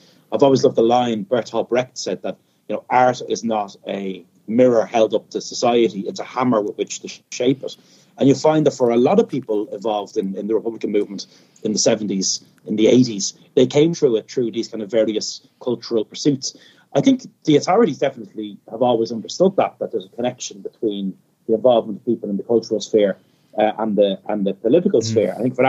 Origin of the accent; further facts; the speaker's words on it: Dublin, Leinster, Ireland; growing up in Dublin